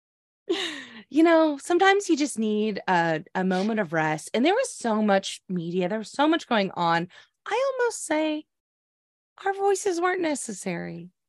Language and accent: English; Oklahoma, United States; moved away; growing up in Oklahoma